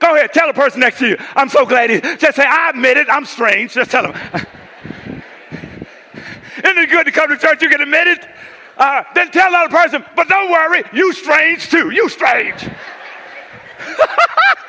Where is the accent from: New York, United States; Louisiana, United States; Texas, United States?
Louisiana, United States; Coushatta; moved away; When I grew up in Coushatta, Louisiana